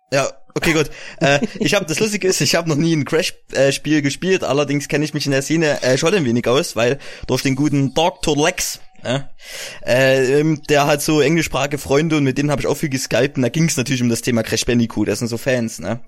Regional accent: East Germany, Germany

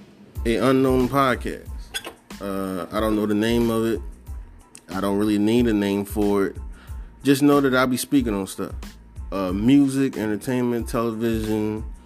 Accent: Philadelphia, Pennsylvania, United States; I'm a guy from Philly.

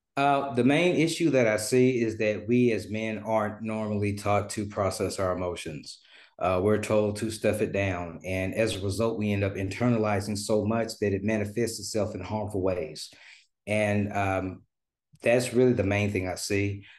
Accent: Memphis, Tennessee, United States; moved away as an adult; now in Dallas, United States; I'm originally from Memphis, Tennessee, uh, now residing in Dallas, Texas

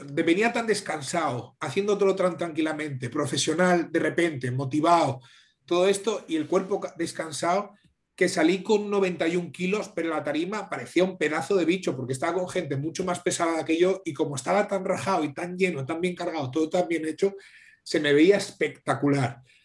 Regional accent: Asturias, Spain

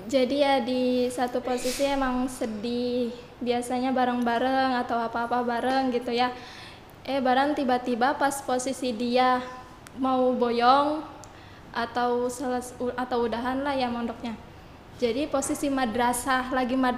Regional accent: Karawang, West Java, Indonesia; born there; Saya saya lahir di Karawang 8 Oktober 2020.

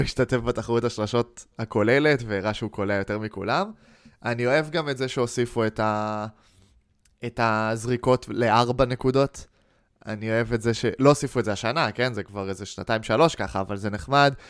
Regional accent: Israel; בתור ישראלים

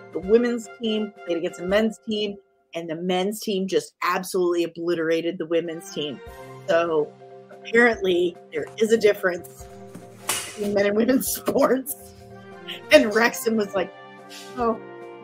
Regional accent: Ferguson, Missouri, United States; also born or lived in Fort Hood, Texas / Los Angeles; I'm from St. Louis. I'm originally from Ferguson.

